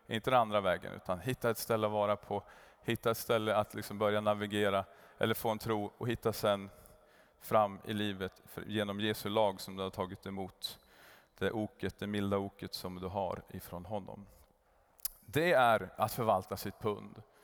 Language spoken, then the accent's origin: Swedish; Kramfors, Västernorrland County, Sweden; moved away; Sen for vi till Kramfors, där jag kommer ifrån